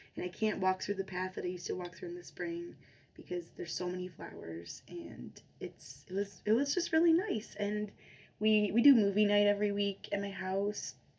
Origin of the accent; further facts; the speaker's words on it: Chicago, Illinois, United States; moved away; I'm from Chicago originally